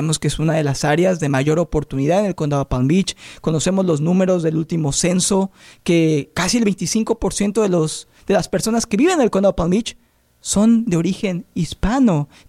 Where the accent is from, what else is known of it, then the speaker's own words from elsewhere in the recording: Mexico; now in United States; Yo soy mexicano y cuando llegué a Estados Unidos